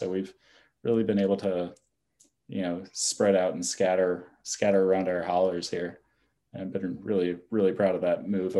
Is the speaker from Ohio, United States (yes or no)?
no; Harpers Ferry, West Virginia, United States; now in Shepherdstown, United States; So born and raised in Jefferson County. I grew up with a Harpers Ferry mailing address, but for me, that meant not being in the historical park, but out in the woods outside of Harpers Ferry.